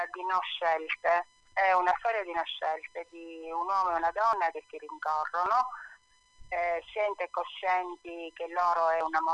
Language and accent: Italian; Sicily, Italy; io ambiento tutto in Sicilia perché è la mia terra